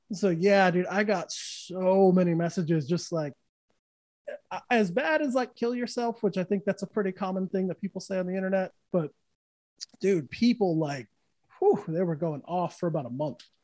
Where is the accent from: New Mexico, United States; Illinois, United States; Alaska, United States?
New Mexico, United States; moved away; I grew up in New Mexico, so everyone where I was from was either a Bronco fan or a Cowboy fan